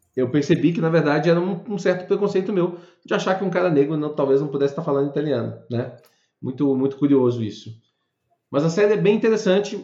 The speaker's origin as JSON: {"language": "Portuguese", "country": "Brazil", "said": "nós somos brasileiros com muito orgulho e com muito amor"}